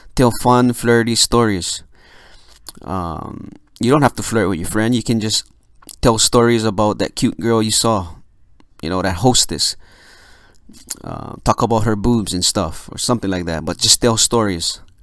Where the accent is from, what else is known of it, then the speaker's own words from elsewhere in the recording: Philippines; I'm Filipino